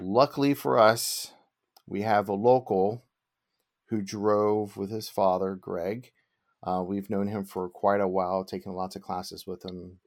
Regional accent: United States; being American. I don't know any other foreign languages

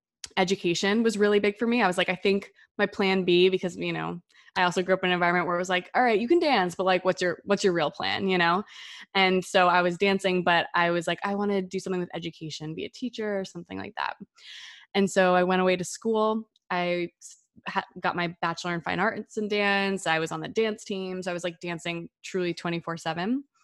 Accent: New Jersey, United States; I grew up in the Northeast, so in New Jersey, in a very loud Italian-American family and in like the suburbs.

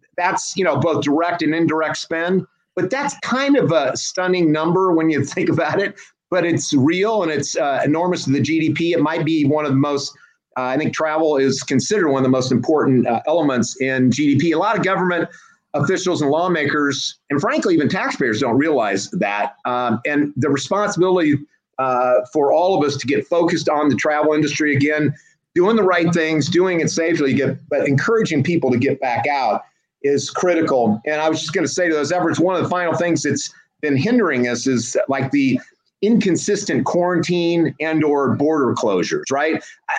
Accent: Washington, Iowa, United States; moved away; Born and raised in Washington, Iowa. It's 30 miles south Iowa City, University of Iowa.

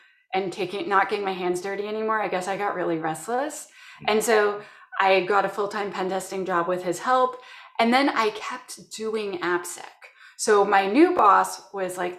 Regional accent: Canada; I'm from Canada

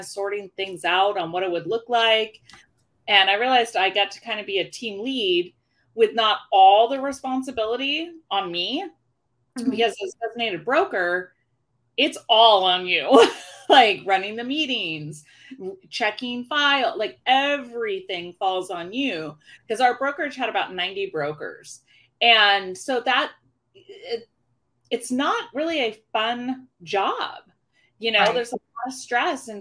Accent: Issaquah, Washington, United States; also born or lived in California; I grew up in Issaquah, Washington.

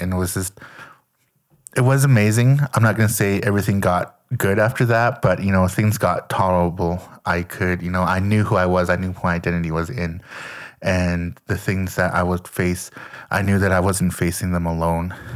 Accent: Lethbridge, Alberta, Canada; moved away as an adult; I grew up in Canada, um, Leth, Lethbridge, Alberta, to be exact

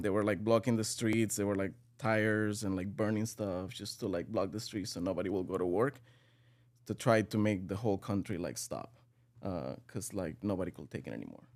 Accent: Venezuela; moved away as an adult; now in United States; I'm from Venezuela. I'm, um, twenty-eight years old. I came to the U S about six years ago

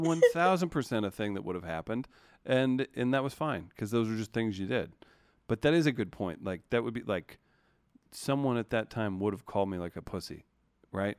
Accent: Missouri, United States; also born or lived in Cape Girardeau, Missouri / Sikeston, Missouri; I think at the time I lived in Cape Girardeau, Missouri, um, or Sikeston, Missouri

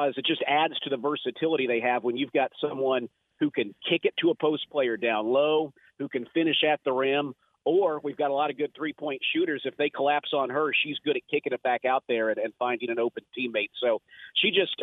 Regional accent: Indiana, United States; I'm from Indiana, so I'm used to the cold.

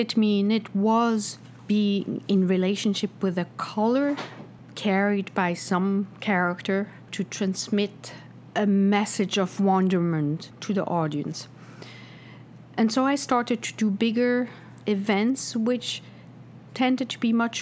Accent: Switzerland; now in New York, United States; I grew up in Switzerland, where you go home from school, you go home and have lunch at home

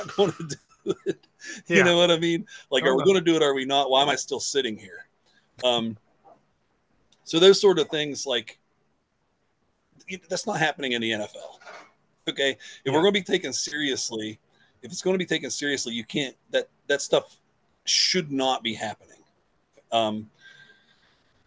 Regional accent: West Virginia, United States; I'm from West Virginia.

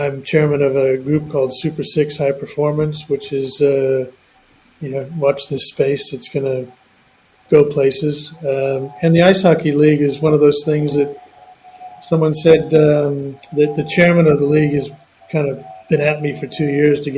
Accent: Oakland, California, United States; born or raised there; moved away as an adult; now in Australia

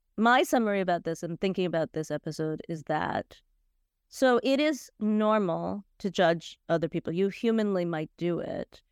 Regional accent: United States; I grew up in the States, and I grew up in a fairly vibrant Indian community.

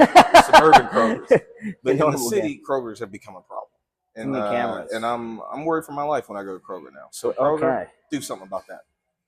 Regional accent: Cleveland, Ohio, United States; moved away as an adult; now in Columbus, United States; But we are both from the Cleveland area. Okay. We grew up with certain stores. When I moved down here 18 years ago, now going on 19

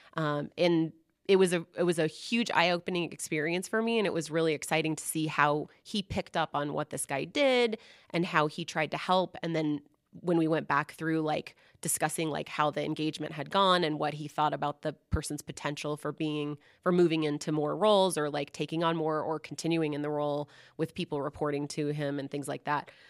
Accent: Seattle, Washington, United States; I grew up in the Seattle area

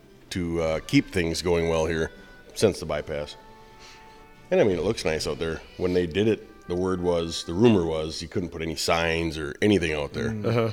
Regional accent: Pequot Lakes, Minnesota, United States; moved away; Born and raised in Pequot. Come and gone a few times

